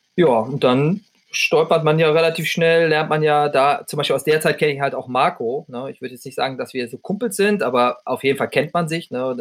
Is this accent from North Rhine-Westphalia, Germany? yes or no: yes; North Rhine-Westphalia, Germany; ich komme ja aus Ostwestfalen